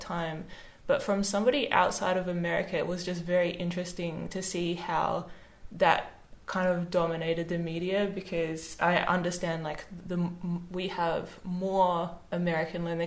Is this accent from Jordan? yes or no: no; Australia; as an Australian